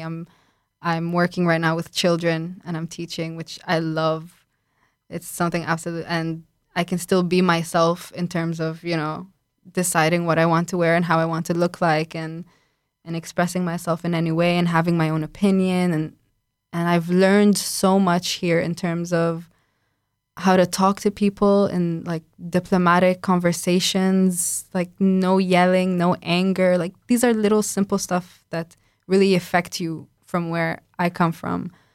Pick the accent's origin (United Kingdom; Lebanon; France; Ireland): Lebanon; moved away as an adult; now in Warsaw, Poland; I'm from Lebanon